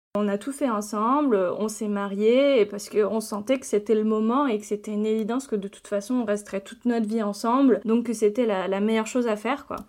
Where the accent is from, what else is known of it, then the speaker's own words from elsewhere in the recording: France; je suis née en France, donc je suis française